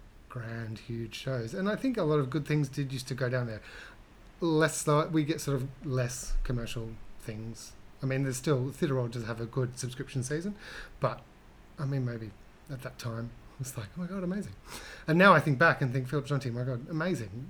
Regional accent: Hobart, Tasmania, Australia; I grew up in Hobart, Tasmania.

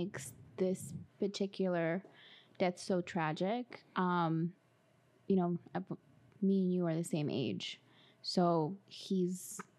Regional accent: Los Angeles, California, United States; And I'm from Los Angeles, so you kind of had to root for the Lakers.

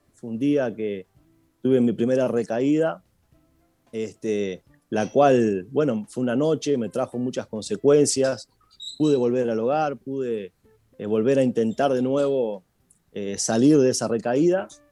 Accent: Uruguay; also born or lived in Buenos Aires, Argentina; yo nací en Buenos Aires, eh, mis padres se separaron, yo tenía dos años, mi madre tuvo que a causa del divorcio y de la situación venirse para Uruguay

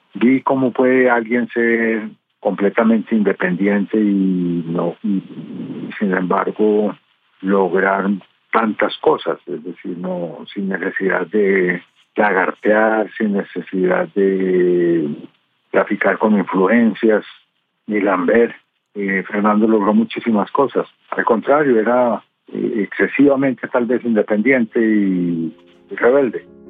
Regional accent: Envigado, Antioquia, Colombia; also born or lived in Medellín; Allá me eduqué, allá son mis amigos, soy pues envigadeño.

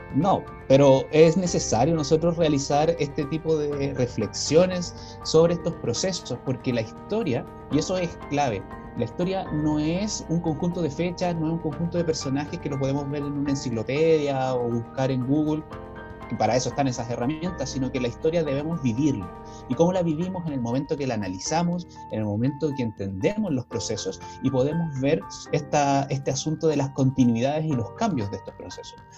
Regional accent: Chile; como pueblo chileno

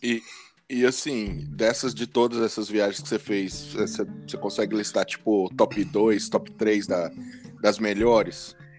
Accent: Montes Claros, Minas Gerais, Brazil; eu sou da, lá de Montes Claros

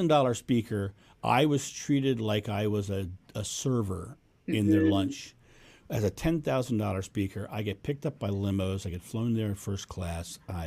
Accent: Rehoboth Beach, Delaware, United States; now in Ohio, United States; My hometown is Rehoboth Beach, Delaware

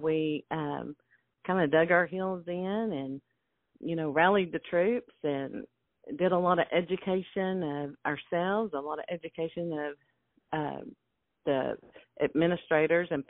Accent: Tyler, Texas, United States; moved away as an adult; also born or lived in Lufkin, Texas; now in Marshall, United States; Glenn and I both grew up in Tyler

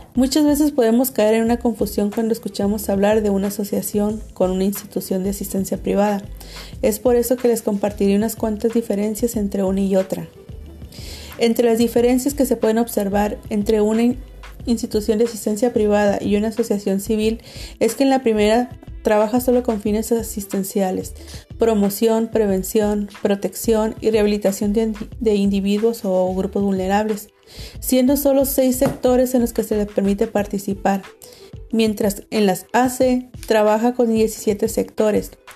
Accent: Tijuana, Baja California, Mexico; Soy tijuanense de corazón

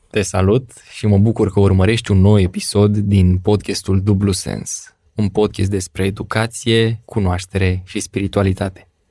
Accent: Craiova, Dolj, Romania; Am copilărit împreună în Craiova

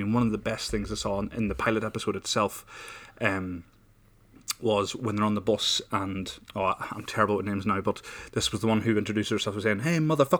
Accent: Ireland; But when people approach me, you know, and they discover I'm Irish, and the first thing they say is, oh, potato!

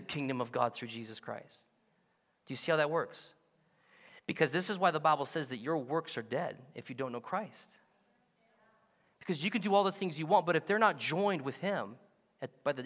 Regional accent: United States; we get this confused as Americans

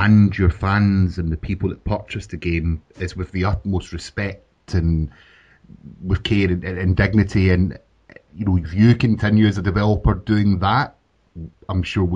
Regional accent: Scotland, United Kingdom; as a Scottish man

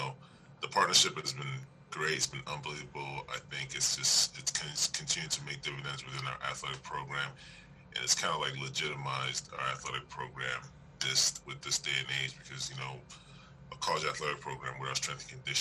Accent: Toronto, Ontario, Canada; moved away as an adult; also born or lived in New Orleans, Louisiana / Texas; now in Pittsburgh, United States; I'm originally from Toronto, Canada

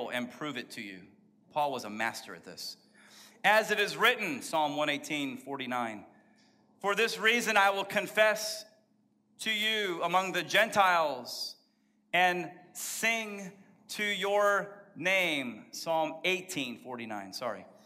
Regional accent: Texas, United States; I was born in Texas

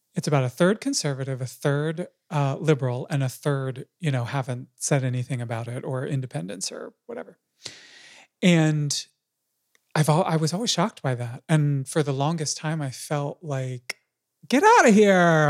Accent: United States; I'm an American too

